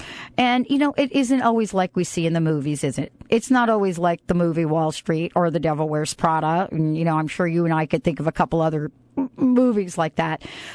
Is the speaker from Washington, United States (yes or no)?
no; New Jersey, United States; I'm from New Jersey. I'm from New Jersey, and I tried to reach the man.